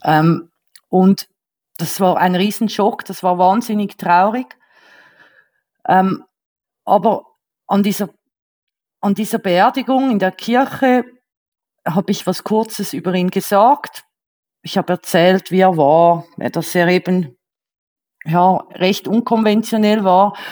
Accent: Switzerland; accent: Swiss; first language Swiss German; ich bin ja Schweizerin

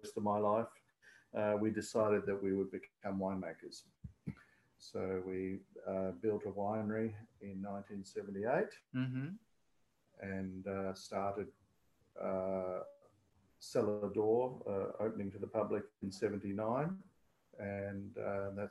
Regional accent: McLaren Vale, South Australia, Australia; We're all born and bred in McLarenville. So, yes, we haven't been anywhere since

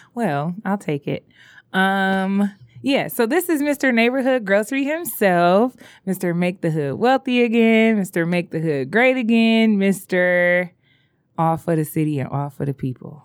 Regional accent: Detroit, Michigan, United States; I would say I was from the East Side

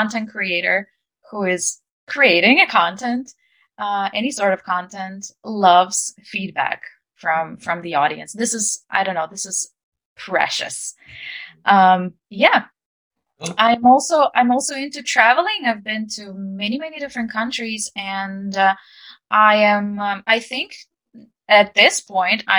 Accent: Ukraine; English is a second language; I'm an English teacher and I'm from Ukraine

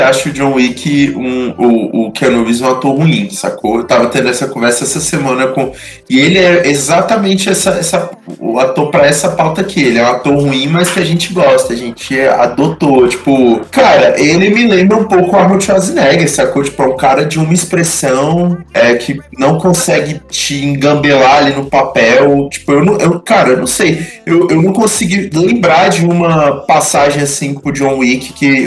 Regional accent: Brazil; eu já sou brasileiro

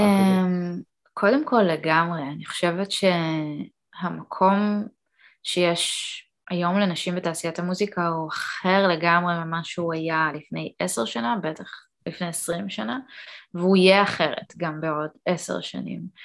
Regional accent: Israel; also born or lived in Canada; עליתי לארץ עם אימא שלי ועם אח שלי בגיל ארבע

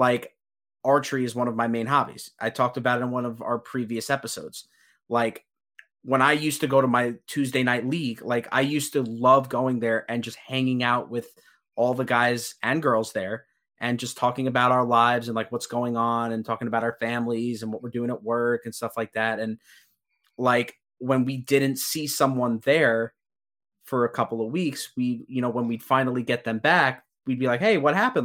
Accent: Long Island, New York, United States; I'm from Long Island. You know, I do CrossFit back home.

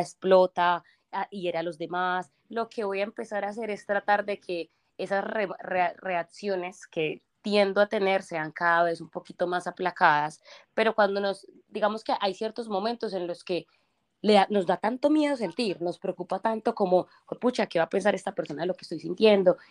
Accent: Colombia; moved away; soy de Colombia

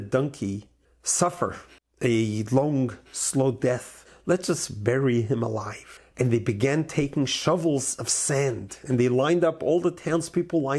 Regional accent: New York, United States; When I grew up in New York

